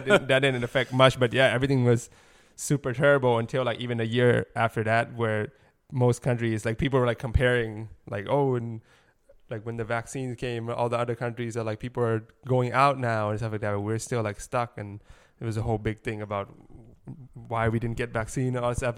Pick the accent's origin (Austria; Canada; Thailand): Thailand; moved away as an adult; now in Los Angeles, United States; I grew up in Thailand